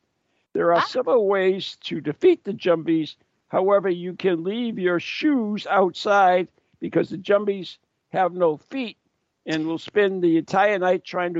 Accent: Poland; Poland, my home country

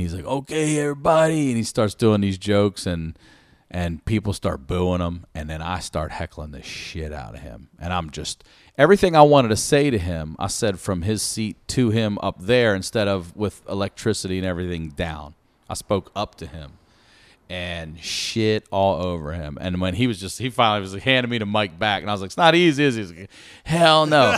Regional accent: Baltimore, Maryland, United States; I'm from Baltimore

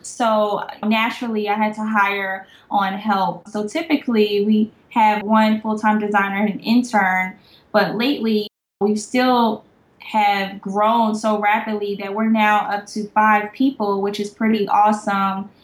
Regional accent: New Jersey, United States; also born or lived in Savannah, Georgia; now in Atlanta, United States; I am from New Jersey, so I'm a northern girl, and I went to an academic based high school

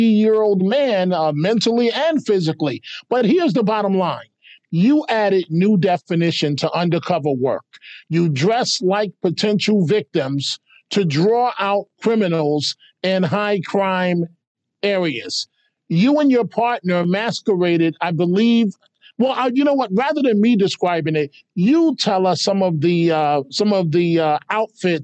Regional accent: New York City, New York, United States; As a kid growing up in New York City, the Bronx

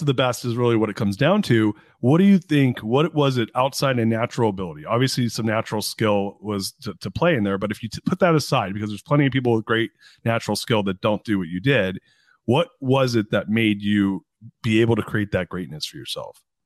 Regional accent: Anaheim, California, United States; I grew up in Anaheim. I was born in Anaheim, and I grew up in Orange County

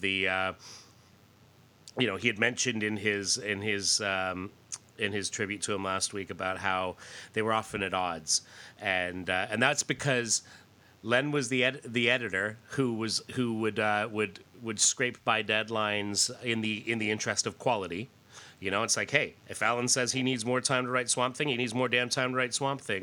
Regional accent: Canada; I grew up in Canada.

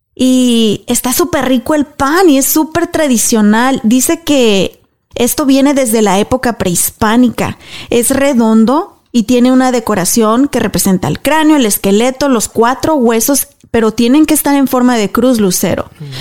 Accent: Apaseo el Alto, Guanajuato, Mexico; en mi pueblo, yo soy de Apaso Alto, Guanajuato

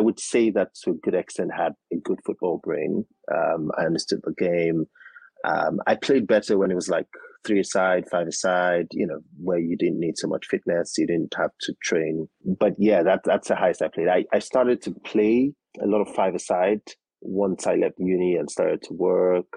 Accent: Nigeria; Nigeria, born, raised in Nigeria

